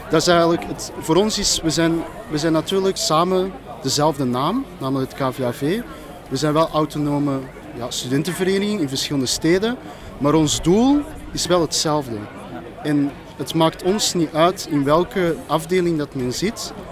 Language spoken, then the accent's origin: Dutch; Flanders, Belgium; Want ik, ben, ik heb roots daar, maar ik ben niet, geen Koreaan. Ik ben Vlaam in. Ik ben Vlaams socialistisch.